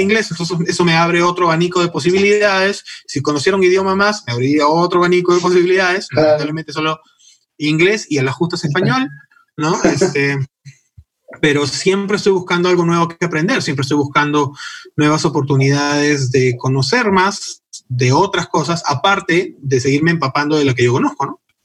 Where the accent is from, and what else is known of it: Peru; also born or lived in United States